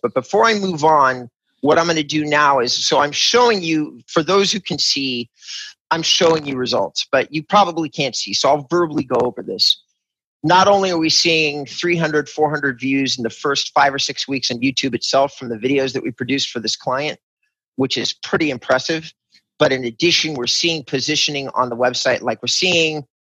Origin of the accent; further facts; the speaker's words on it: California, United States; as a Californian